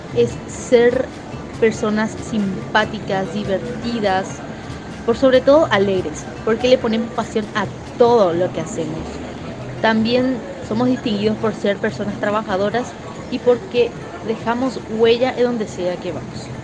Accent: Catamarca, Argentina; soy argentino de la no tan conocida pero sí muy pintoresca provincia de Catamarca

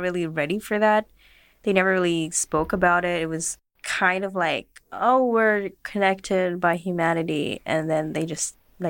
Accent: Philippines; and we're the Filipino citizens here.

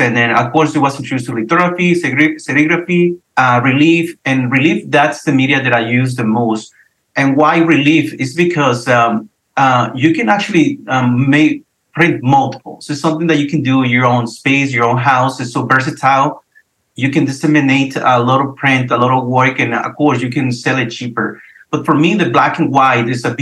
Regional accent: Mexico; also born or lived in Laredo, Texas; now in San Antonio, United States; I was born and raised in Mexico

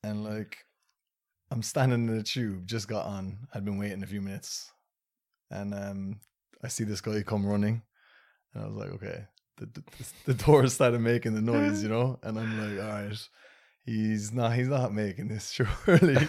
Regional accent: Ireland; I was born and raised in Ireland

